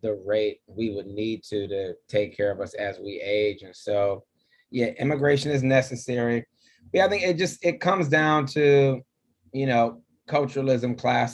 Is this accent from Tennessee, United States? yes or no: no; Detroit, Michigan, United States; accent: Detroit; moved away; also born or lived in Boston, Massachusetts; my Detroit accent